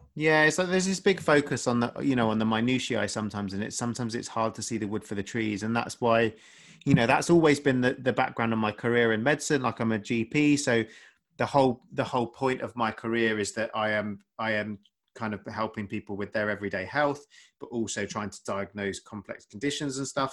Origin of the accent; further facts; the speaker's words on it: Essex, East of England, United Kingdom; moved away as an adult; also born or lived in London; now in West Sussex, United Kingdom; I grew up in, I grew up in Essex